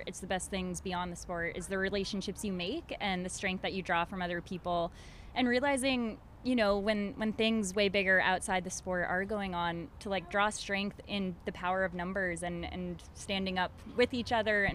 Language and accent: English; Maine, United States; I grew up in Maine